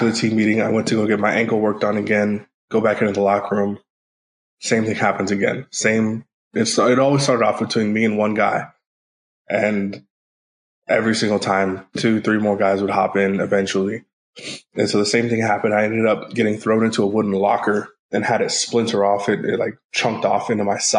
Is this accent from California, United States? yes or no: yes; Northern California, United States; I'm from Northern California